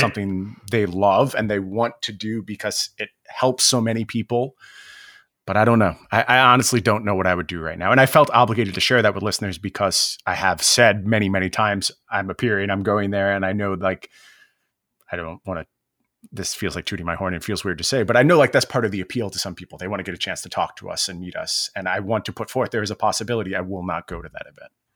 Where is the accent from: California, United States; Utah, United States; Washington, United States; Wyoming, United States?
Washington, United States; Seattle; my hometown